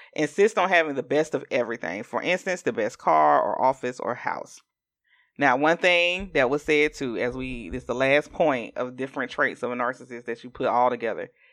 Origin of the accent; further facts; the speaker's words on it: Augusta, Georgia, United States; I'm from Augusta, Georgia